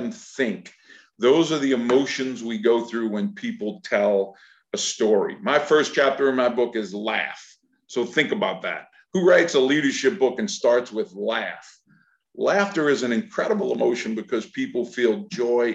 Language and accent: English; Louisiana, United States; I am from Louisiana